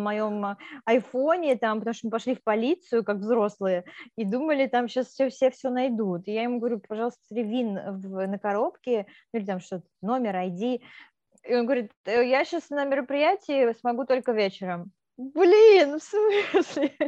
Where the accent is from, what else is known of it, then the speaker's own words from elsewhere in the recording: Moldova; moved away; я сама из Молдавии